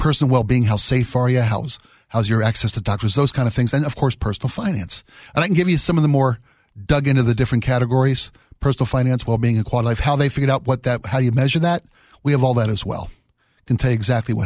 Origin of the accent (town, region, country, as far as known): Baltimore, Maryland, United States; born or raised there; now in Seattle, United States